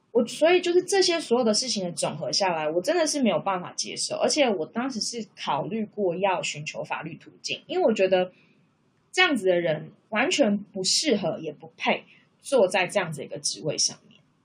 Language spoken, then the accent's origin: Chinese; Taiwan; moved away as an adult; now in Canberra, Australia; 那是因为我的另外一半就是他，他不是台湾人，所以他跟我当然就是异国恋情嘛，因为我们两个来自不同的国家，不同的文化背景